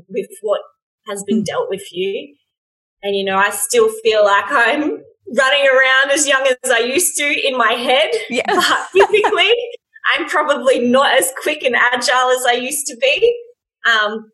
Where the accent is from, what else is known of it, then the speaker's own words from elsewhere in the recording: Australia; in Australia, we have rugby union and rugby league